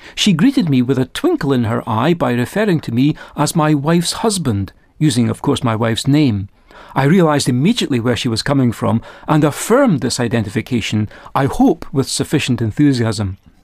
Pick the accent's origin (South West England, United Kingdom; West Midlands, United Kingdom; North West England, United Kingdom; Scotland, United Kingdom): Scotland, United Kingdom; I was raised on the north side of the border that divides Scotland and England